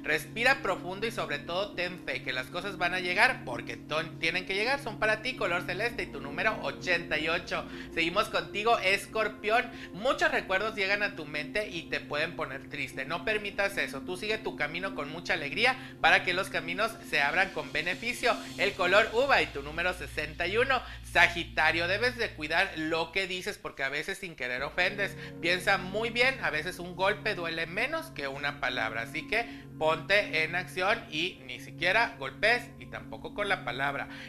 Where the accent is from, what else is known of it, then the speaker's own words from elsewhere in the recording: Mexico City, Mexico; de la Ciudad de México.